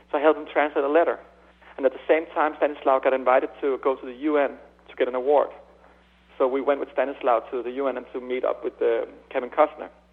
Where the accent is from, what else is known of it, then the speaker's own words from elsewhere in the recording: Denmark; I'm from Denmark.